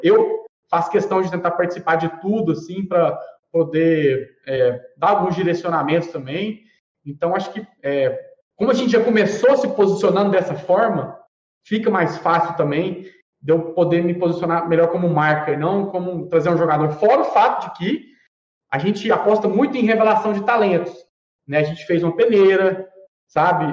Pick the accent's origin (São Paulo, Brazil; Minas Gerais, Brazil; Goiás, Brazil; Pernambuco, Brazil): Goiás, Brazil; Goiânia; nós somos aqui né, de Goiânia, aqui de Goiás